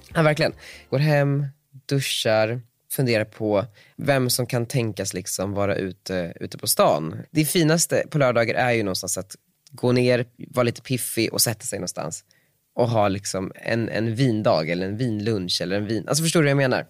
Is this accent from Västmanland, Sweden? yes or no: yes; Västerås, Västmanland, Sweden; now in Stockholm, Sweden; Jag är från Västerås